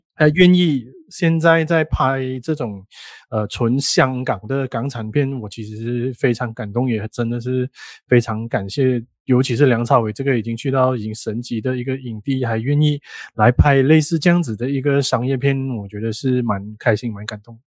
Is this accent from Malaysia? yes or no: yes; Malaysia; 因为我们是马来西亚人啊